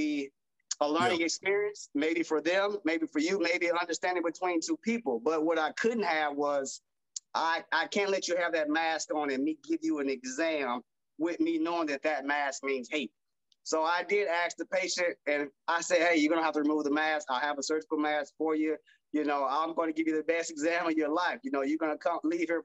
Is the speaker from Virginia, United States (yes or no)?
no; Arkansas, United States; I'm from the South, I'm from Arkansas, so it's Southern in the South.